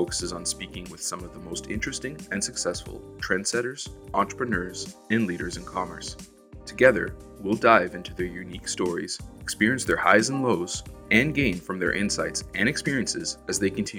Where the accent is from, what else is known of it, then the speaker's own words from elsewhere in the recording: Canada; a fellow Canadian entrepreneur